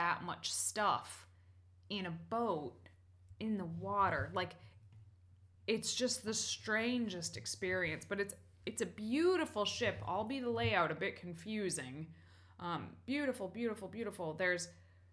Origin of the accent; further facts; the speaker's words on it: New England, United States; I was born in New England. I've spent almost all my life in New England